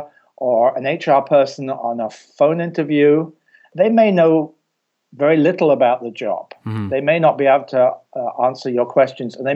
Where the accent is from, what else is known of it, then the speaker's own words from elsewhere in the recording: England, United Kingdom; I'm from England and my degree is not from Cleveland